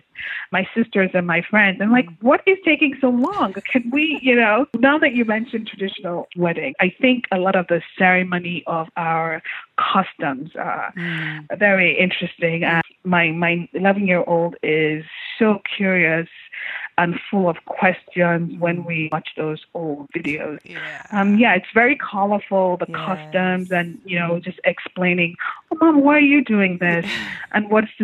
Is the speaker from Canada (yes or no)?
no; Lagos, Nigeria; moved away as an adult; also born or lived in Ibadan, Nigeria / Calabar, Nigeria / Anambra State, Nigeria; now in United States; a lot of the bulk of my childhood is really in Lagos. I went to primary school in Lagos